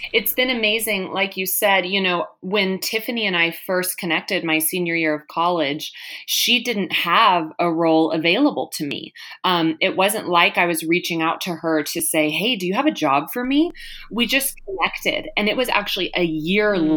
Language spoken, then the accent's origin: English; Texas, United States; moved away as an adult; also born or lived in Malibu area, California; now in California, United States; We're originally from Texas